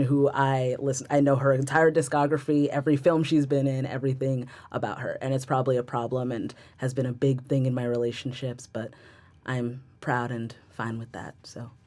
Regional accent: Rockaway, New Jersey, United States; I am from Rockaway, New Jersey. I am a born and bred New Jersey-ite

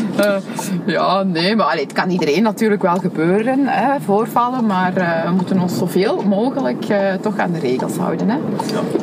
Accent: Genk, Flanders, Belgium; also born or lived in Antwerp; ik ben opgegroeid in Genk

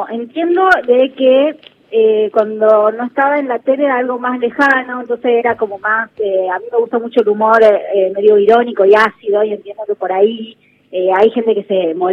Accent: San Miguel de Tucumán, Tucumán, Argentina; No, soy de San Miguel de Tucumán.

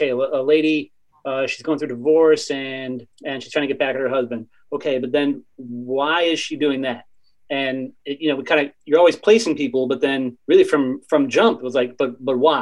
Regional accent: Chicago, Illinois, United States; also born or lived in Normal, Illinois; I'm from Chicago, but I went to school at Illinois State down in Normal.

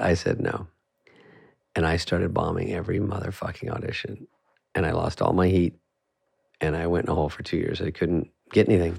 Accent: Scottsdale, Arizona, United States; moved away; I'm from Scottsdale

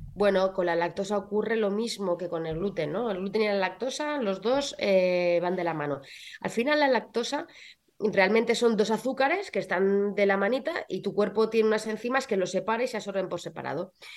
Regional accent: Belmonte, Castilla-La Mancha, Spain; moved away as an adult; also born or lived in Madrid; mi pueblo, en Belmonte

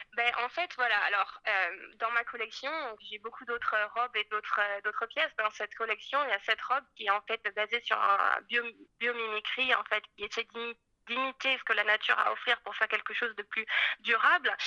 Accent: Paris, Île-de-France, France; moved away as an adult; also born or lived in Scotland; je suis née à Paris, en fait, euh, je suis française et euh, j'ai étudié l'histoire de l'art, les arts plastiques à Paris

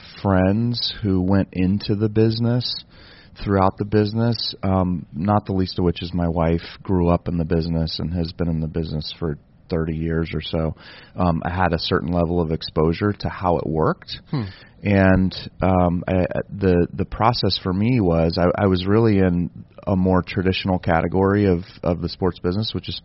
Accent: California, United States; I grew up in California

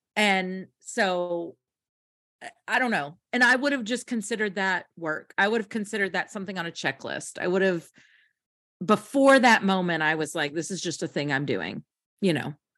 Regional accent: United States; also born or lived in Kentucky / Tennessee; I grew up in Kentucky and Tennessee

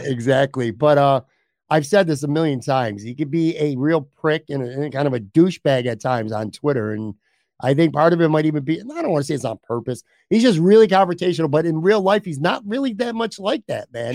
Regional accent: Buffalo, New York, United States; also born or lived in Florida; I was born in Buffalo

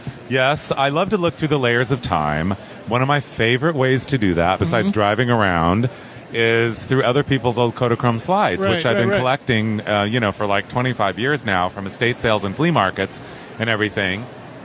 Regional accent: Ontario, California, United States; I grew up in Ontario, California.

